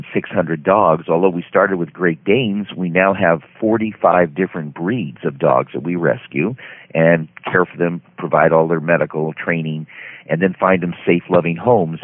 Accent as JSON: {"language": "English", "town": "Beverly Hills", "region": "California", "country": "United States", "tie": "born or raised there", "said": "I grew up in Beverly Hills, California"}